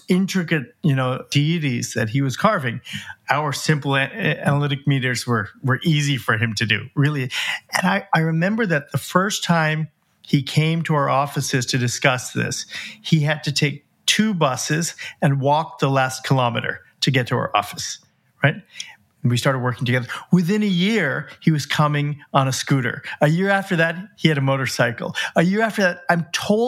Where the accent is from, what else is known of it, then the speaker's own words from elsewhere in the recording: United States; my parents were from India, but I was born in the United States and I'd never been there before